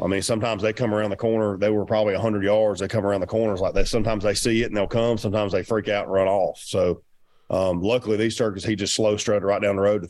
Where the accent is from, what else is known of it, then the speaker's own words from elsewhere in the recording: the South, United States; I'm from the South, you know, our turkeys are work a little bit different.